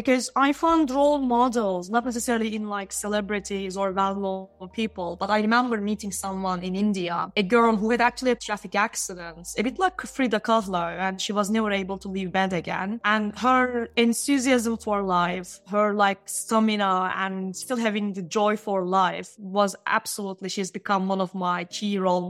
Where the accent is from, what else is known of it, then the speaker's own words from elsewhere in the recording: Istanbul, Turkey; Istanbul, in Turkey.